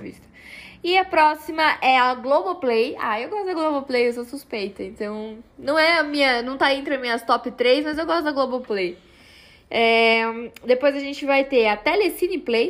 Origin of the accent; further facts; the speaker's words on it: Brazil; Eu sou brasileira